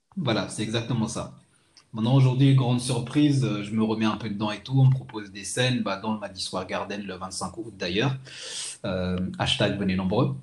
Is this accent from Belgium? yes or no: no; Madagascar; now in France; je suis originaire de Madagascar.